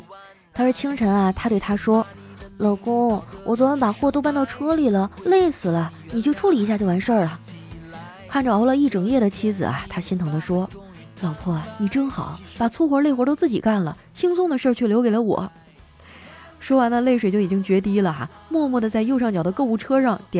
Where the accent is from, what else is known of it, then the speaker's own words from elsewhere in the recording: Guangdong, China; 真的每时每刻都想回到我的家乡广东啊！